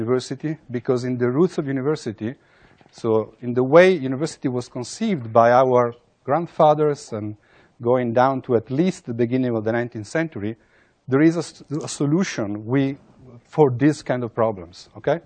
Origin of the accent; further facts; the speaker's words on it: Italy; I come from Italy